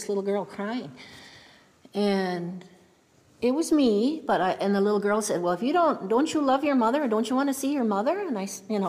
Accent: Mohawk Nation, Grand River Territory, Ontario, Canada; I'm from the Mohawk Nation, Grand River Territory

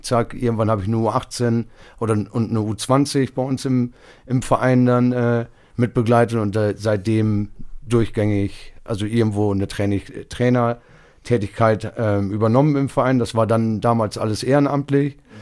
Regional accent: Bramsche, Lower Saxony, Germany; Ich bin hier, ich, das ist meine Heimat

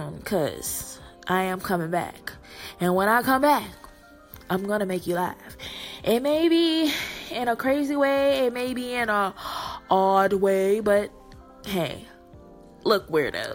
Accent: Texas, United States; I am born in Texas

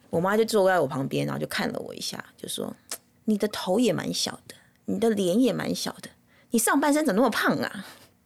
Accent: Taipei, Taiwan; now in United States; 我娘家从我小时候嗯。就是我们从美国搬回台湾之后就是住那边

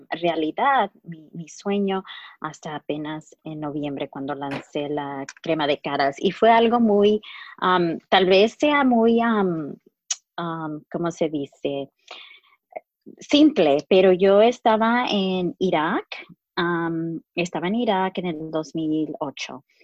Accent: Chicago, Illinois, United States; also born or lived in Mexico; nací en, en México, pero mis padres ah, nos trajeron aquí. y fui criada en Chicago. soy la primera generación y de, latinos criados aquí, de, mexicanos.

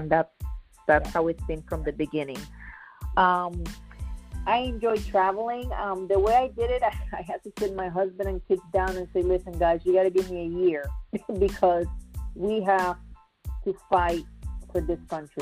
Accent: Puerto Rico; moved away as an adult; now in Florida, United States; I'm originally from Puerto Rico

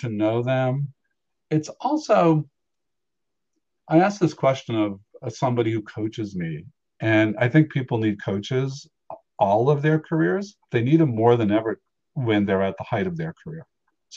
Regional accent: Boston, Massachusetts, United States; I was the kid who organized all of our hockey games. And in the 1970s in Boston

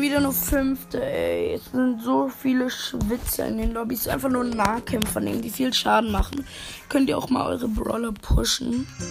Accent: Germany; ich komme aus Deutschland

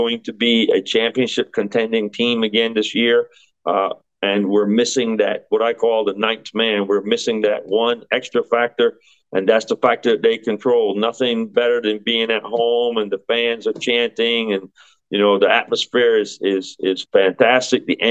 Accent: Connecticut, United States; my hometown is Connecticut

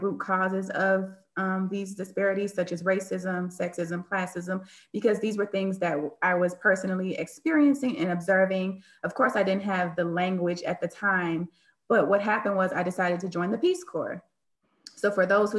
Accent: Miami, Florida, United States; I am from Miami, Florida

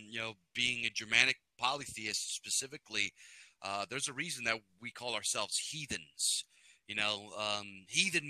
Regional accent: Pennsylvania, United States; I'm Pennsylvania bred, you know, tried and true. I am from Mother Pennsylvania

